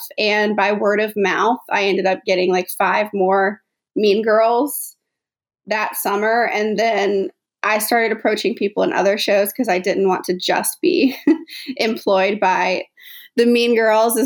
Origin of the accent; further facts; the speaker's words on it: South Carolina, United States; moved away as an adult; I'm from South Carolina